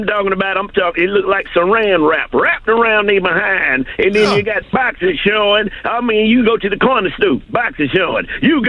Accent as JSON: {"language": "English", "town": "Hallandale", "region": "Florida", "country": "United States", "said": "I'm down here from Hollandale, Florida."}